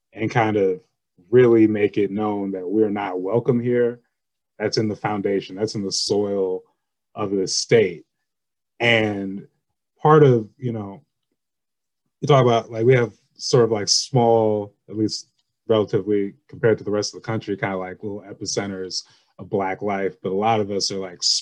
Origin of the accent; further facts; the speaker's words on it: Lake Oswego, Oregon, United States; I grew up in Lake Oswego